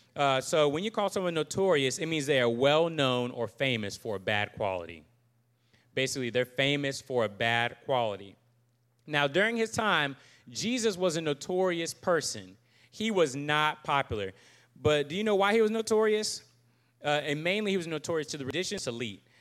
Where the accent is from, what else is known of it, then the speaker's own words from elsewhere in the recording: Virginia Beach, Virginia, United States; moved away as an adult; also born or lived in Charlottesville, Virginia; now in Jackson, Mississippi, United States; I am from Virginia Beach originally